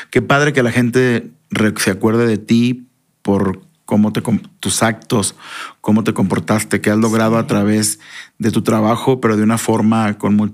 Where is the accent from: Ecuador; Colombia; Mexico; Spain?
Mexico; necesito ser congruente con este sentimiento que tengo yo como mexicano de que es bien importante aceptarnos como somos.